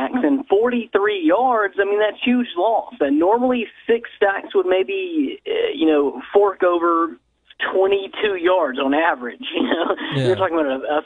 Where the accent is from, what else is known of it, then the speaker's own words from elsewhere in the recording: Memphis, Tennessee, United States; growing up in Memphis